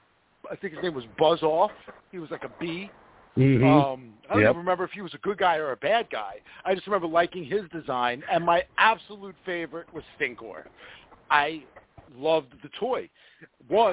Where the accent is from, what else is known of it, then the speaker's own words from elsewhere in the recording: the New York area, United States; like a boy growing up in the New York area.